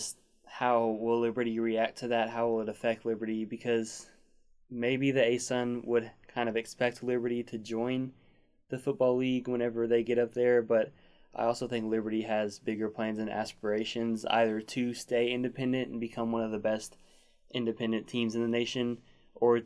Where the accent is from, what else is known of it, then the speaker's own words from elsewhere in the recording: Arkansas, United States; We're both from Arkansas